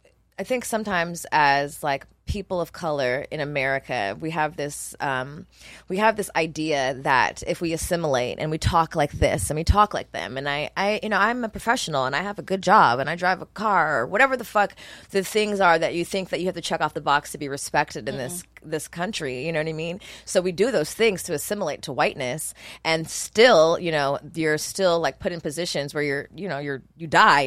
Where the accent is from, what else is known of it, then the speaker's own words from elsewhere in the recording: Montgomery, Alabama, United States; I was born in Montgomery, Alabama.